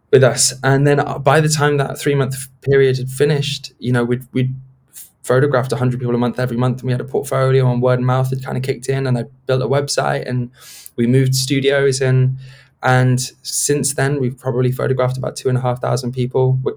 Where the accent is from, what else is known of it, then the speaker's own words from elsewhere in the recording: South West England, United Kingdom; born there; I actually come from quite a middle class place. You know, I was born in Gloucestershire, and my and my extended family are all you know middle class people